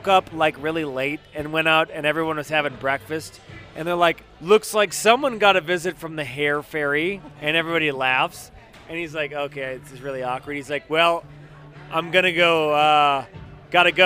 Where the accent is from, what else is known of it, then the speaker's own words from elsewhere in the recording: Midwest, United States; I'm from the Midwest